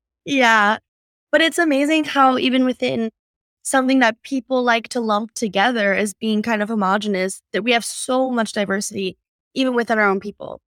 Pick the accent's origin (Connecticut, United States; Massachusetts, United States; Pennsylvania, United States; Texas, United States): Pennsylvania, United States; northeastern; born or raised there; moved away as an adult; now in California, United States